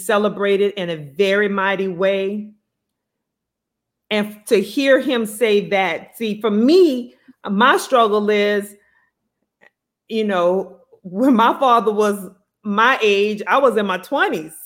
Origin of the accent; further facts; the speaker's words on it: Thibodaux, Louisiana, United States; a Black man who we grew up with in Thibodaux, Louisiana